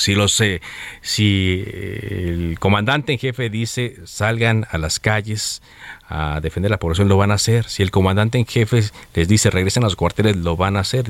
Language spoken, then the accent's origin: Spanish; Nuevo León, Mexico; yo soy de Nuevo León